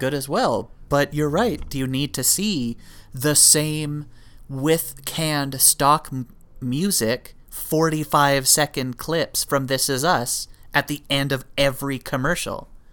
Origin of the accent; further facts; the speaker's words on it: Canada; being a Canadian